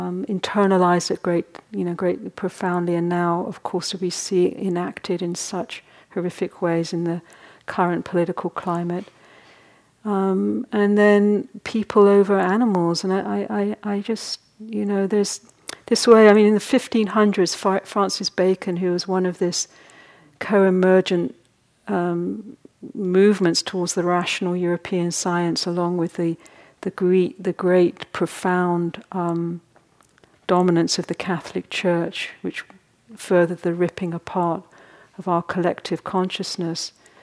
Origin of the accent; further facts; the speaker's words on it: United Kingdom; partly because I was in Britain a lot, but we don't really talk about we're all very repressed over there.